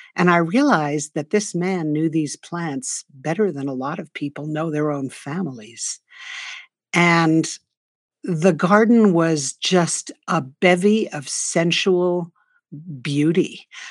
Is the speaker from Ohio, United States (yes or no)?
no; New York City, New York, United States; now in northern New Mexico, United States; I grew up in New York City, the daughter of two artists